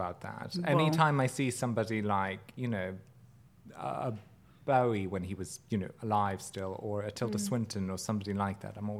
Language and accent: English; Germany; now in United States; growing up in Germany